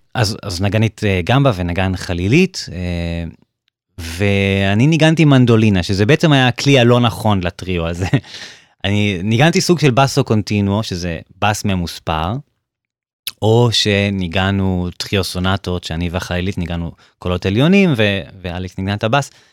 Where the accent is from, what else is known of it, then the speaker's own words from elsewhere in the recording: Beersheba, Southern District, Israel; now in Germany; כשהייתי ממש אה, קטן, הייתי בן שמונה, um, בבאר שבע.